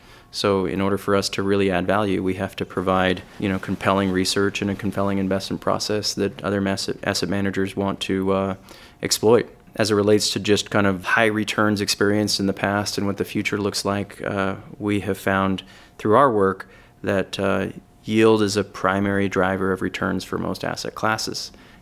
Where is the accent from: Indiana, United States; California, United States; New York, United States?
California, United States; Yeah, so just quickly on me, I'm from California.